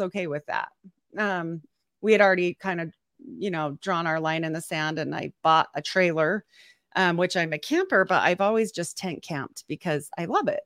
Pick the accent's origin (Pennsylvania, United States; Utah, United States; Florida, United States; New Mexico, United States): Utah, United States; I'm from Utah